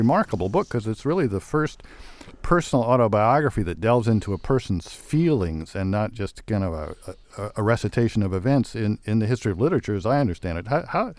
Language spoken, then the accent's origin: English; Nebraska, United States; moved away; I'm from Nebraska.